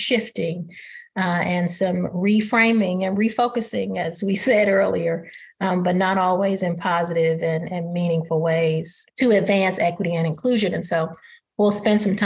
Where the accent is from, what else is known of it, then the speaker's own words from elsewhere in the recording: East St. Louis, Illinois, United States; my hometown of East St. Louis